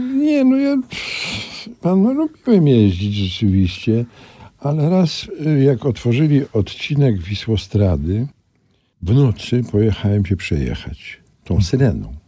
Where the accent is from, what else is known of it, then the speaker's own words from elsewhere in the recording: Kraków, Lesser Poland, Poland; moved away; also born or lived in Warsaw; na ulicy Staszica, brukowanej, bo ja mieszkałem na szlaku, róg Staszica. Tam jeszcze był skład węgla wtedy i wychowałem się na ulicy